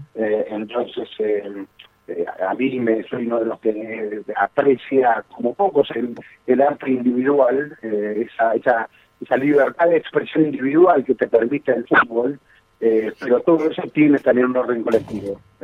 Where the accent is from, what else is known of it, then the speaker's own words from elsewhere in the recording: Argentina; somos históricamente un país futbolero